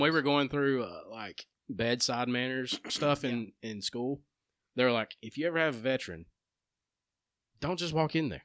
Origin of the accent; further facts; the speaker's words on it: Empire, Alabama, United States; growing up in Empire